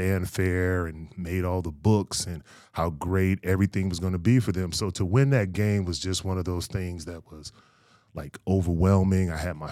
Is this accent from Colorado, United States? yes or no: no; Fayetteville, North Carolina, United States; born there; also born or lived in Fort Knox, Kentucky / Aberdeen Proving Ground; I was born in Fayetteville, North Carolina, very much a military kid. My mother was in the military, so I grew up kind of all over the United States.